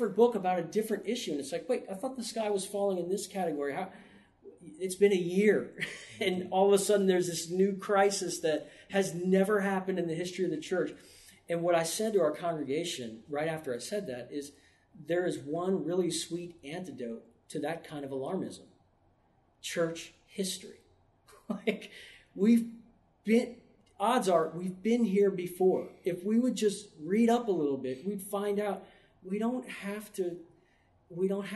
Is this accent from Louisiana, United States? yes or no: yes; New Orleans, Louisiana, United States; I grew up in New Orleans